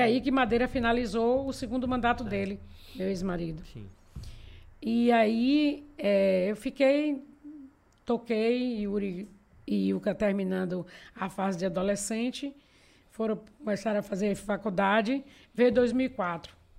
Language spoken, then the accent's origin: Portuguese; Castro Alves, Bahia, Brazil; moved away as an adult; now in Feira de Santana, Brazil; eu vim para Feira de Santana com 18 anos. Eu sou castrovense.